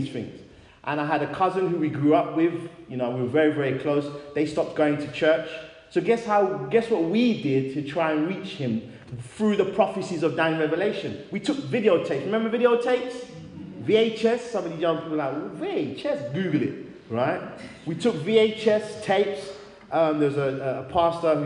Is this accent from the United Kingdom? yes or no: yes; London, United Kingdom; also born or lived in Great Barr, Birmingham; now in Wolverhampton, United Kingdom; I'm originally from London, and now I live in Wolverhampton